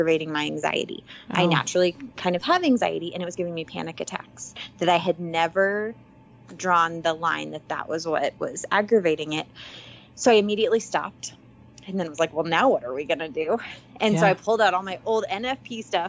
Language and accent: English; Lincoln, Nebraska, United States; I am originally from Lincoln, Nebraska.